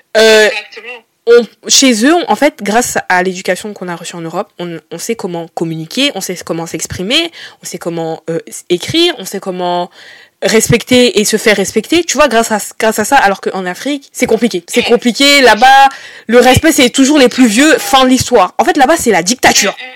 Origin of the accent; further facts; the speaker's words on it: Brittany, France; 21 ans et je viens de Bretagne.